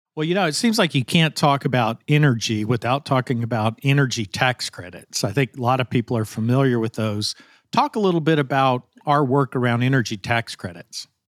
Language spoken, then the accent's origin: English; Arkansas, United States; I come from Arkansas. We're a predominantly agriculture state.